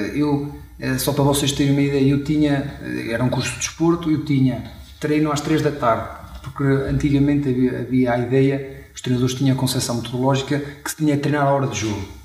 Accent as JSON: {"language": "Portuguese", "town": "Chaves", "region": "Norte", "country": "Portugal", "tie": "born or raised there", "said": "fui nascido e criado em, em Chaves, também uma, uma, uma, uma pequena cidade aqui do, do nosso distrito"}